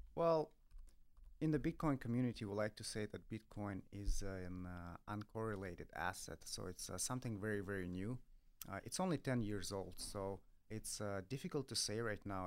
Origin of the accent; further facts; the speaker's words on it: Russia; I come from Russia